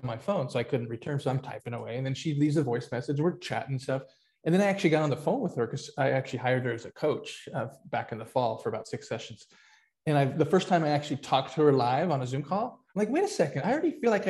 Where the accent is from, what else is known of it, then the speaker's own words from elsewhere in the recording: San Diego, California, United States; I grew up in San Diego